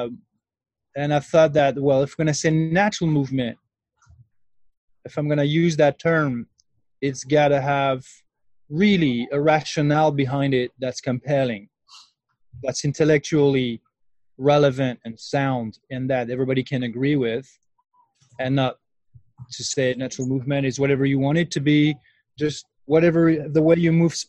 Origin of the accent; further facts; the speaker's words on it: France; moved away as an adult; now in New Mexico, United States; I'm originally from France. And I moved to the U.S. about 10 years ago.